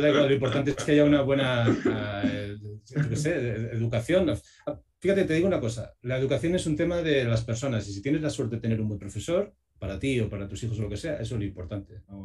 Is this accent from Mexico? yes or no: no; Segovia, Castile and León, Spain; yo soy de Segovia